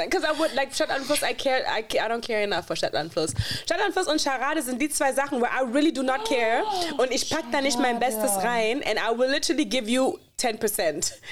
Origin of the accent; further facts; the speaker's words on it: Berlin, Germany; Wir sind aus Berlin.